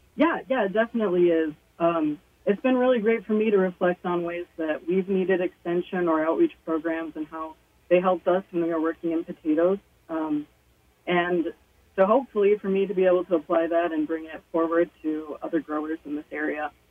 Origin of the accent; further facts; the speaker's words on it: Three Rivers, Michigan, United States; also born or lived in Utah / Sturgis, Michigan; I grew up actually in Three Rivers